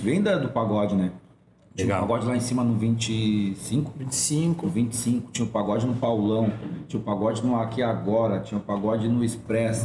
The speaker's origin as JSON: {"language": "Portuguese", "town": "Porto Alegre", "region": "Rio Grande do Sul", "country": "Brazil", "tie": "born or raised there", "said": "Nasci na Coab, minha família veio"}